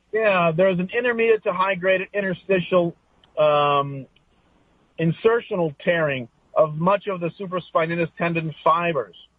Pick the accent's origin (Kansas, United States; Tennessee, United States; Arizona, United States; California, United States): California, United States; Los Angeles; here in uh, Toluca Lake, California